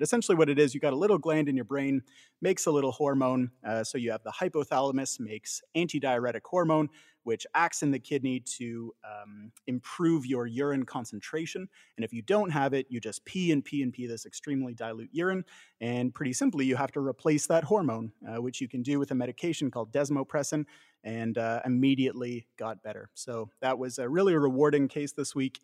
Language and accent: English; Canada